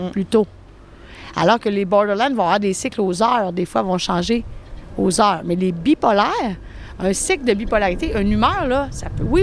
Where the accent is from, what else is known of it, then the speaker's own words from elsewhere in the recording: Quebec City, Quebec, Canada; Moi, je viens de Québec.